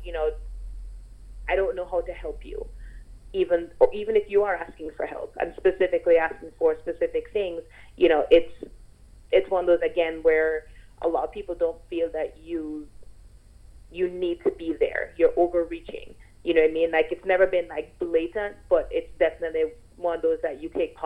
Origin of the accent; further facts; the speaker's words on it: Jamaica; growing up in Jamaica